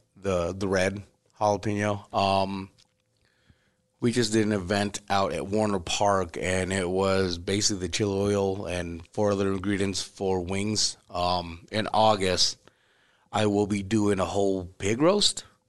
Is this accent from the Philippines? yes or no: no; Siem Reap, Cambodia; moved away; I was born in Sri Ambria